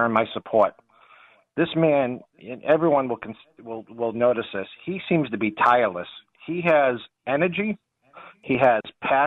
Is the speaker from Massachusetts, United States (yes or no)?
yes; Boston, Massachusetts, United States; accent: Boston; my Boston accent